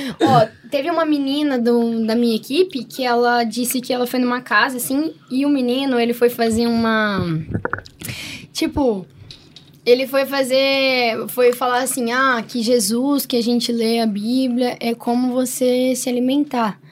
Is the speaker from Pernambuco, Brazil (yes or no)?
no; Paraná, Brazil; a gente é paranaense